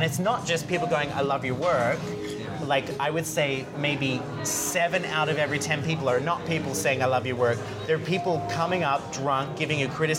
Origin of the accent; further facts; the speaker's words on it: Australia; accent: Americanized; now in United States; even though I have a very Americanized accent now because nobody could understand me when I first moved here, I'm Australian. Growing up in Australia, they love the underdog.